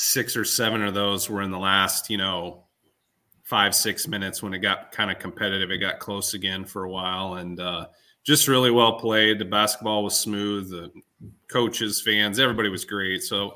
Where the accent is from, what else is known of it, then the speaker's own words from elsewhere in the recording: Earlham, Iowa, United States; This isn't just because I'm from Earlham and graduated from Earlham.